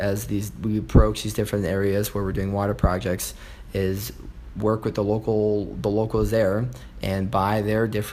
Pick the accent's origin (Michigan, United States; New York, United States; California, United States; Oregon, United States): California, United States; Los Angeles; also born or lived in Elkhart Lake, Wisconsin / Madison, Wisconsin; now in Chicago, United States; I grew up in Los Angeles on the Pacific Ocean